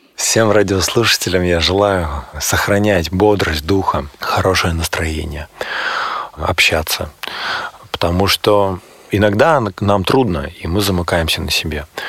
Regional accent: Barnaul, Altai Krai, Russia; now in Moscow, Russia; в Барнауле. Это мой родной город. Я сам живу, работаю, учусь в Москве

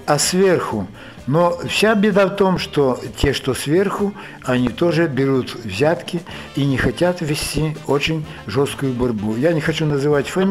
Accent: Ukraine; moved away as an adult; also born or lived in Lviv, Ukraine / Murom, Russia; now in Minsk, Belarus; Я сам украинец по национальности, кончал Львовский институт политехнический

